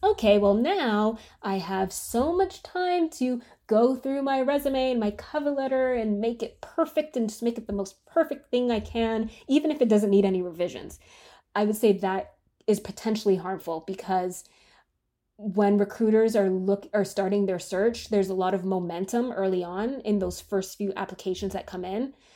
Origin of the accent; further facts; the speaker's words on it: Canada; moved away as an adult; now in United States; I'm from Canada